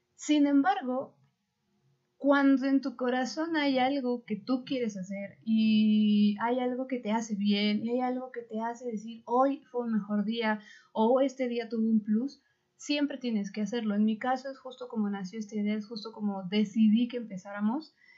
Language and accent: Spanish; Mexico; somos mexicanos